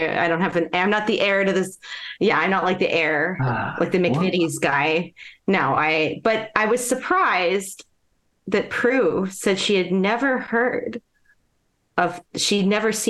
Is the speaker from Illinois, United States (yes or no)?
yes; Chicago, Illinois, United States; moved away; I'm from Chicago. I grew up in the city.